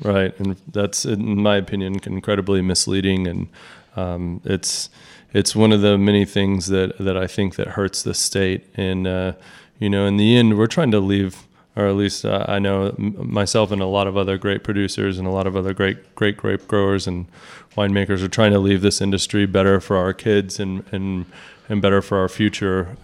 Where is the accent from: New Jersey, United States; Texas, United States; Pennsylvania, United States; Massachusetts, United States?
Texas, United States; as a Texan